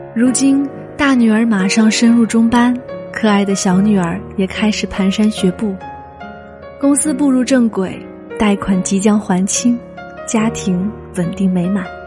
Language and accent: Chinese; Fujian, China; moved away as an adult; now in Guangzhou, China; 六年前，我从福建老家嫁至广州